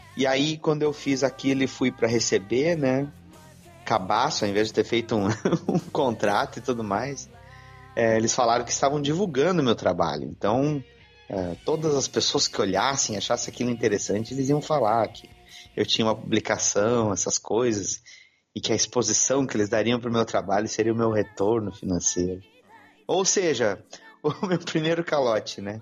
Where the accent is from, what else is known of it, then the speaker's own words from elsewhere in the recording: Porto Alegre, Rio Grande do Sul, Brazil; Sou do Rio Grande do Sul, sou de Porto Alegre, onde resido ainda